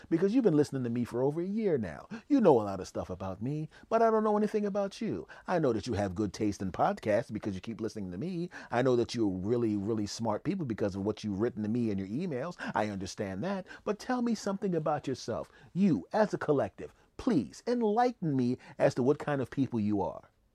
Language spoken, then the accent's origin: English; Philadelphia, Pennsylvania, United States; I was raised in Philadelphia